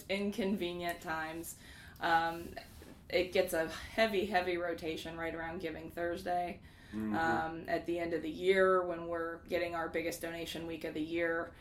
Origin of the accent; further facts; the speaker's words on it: Kansas City, Missouri, United States; also born or lived in Lawrence, Kansas; I'm a Missouri native and I've lived in Kansas City with the exception of a few years in Lawrence since I was 7